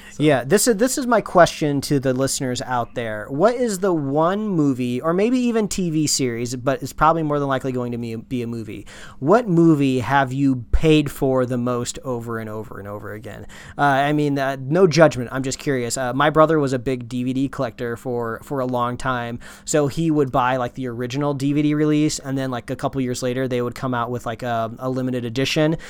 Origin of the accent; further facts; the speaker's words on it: Midwest, United States; now in West Coast, United States; All the WalMarts that I grew up with back in the Midwest